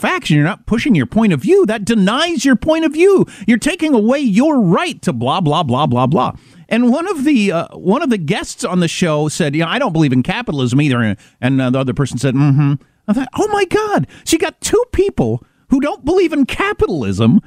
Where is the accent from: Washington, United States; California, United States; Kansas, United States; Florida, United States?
Kansas, United States; I'm from Kansas